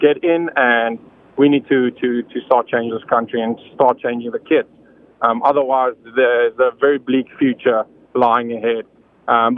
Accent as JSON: {"language": "English", "country": "South Africa", "moved": "as an adult", "lives_now": "United States", "said": "I am not from the United States. And I've had the privilege to live not only in my own home country, which is South Africa, but I have lived in multiple countries."}